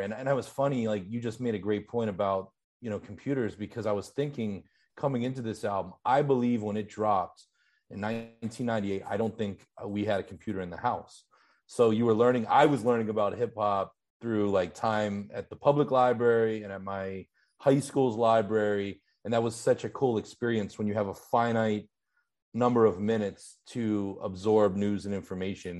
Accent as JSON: {"language": "English", "town": "Pittsburgh", "region": "Pennsylvania", "country": "United States", "tie": "born or raised there", "accent": "Pittsburgh", "said": "I grew up in Pittsburgh"}